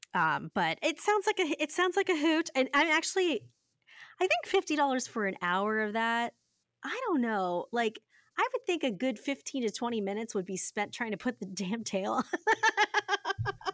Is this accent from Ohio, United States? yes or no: yes; Ohio, United States; I said pop 'cause I'm from Ohio